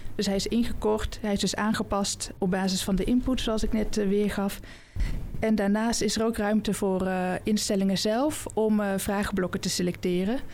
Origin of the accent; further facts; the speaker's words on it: Oosterhout, North Brabant, Netherlands; also born or lived in Nijmegen; now in Amsterdam, Netherlands; geboren en opgegroeid in Oosterhout, nabij Breda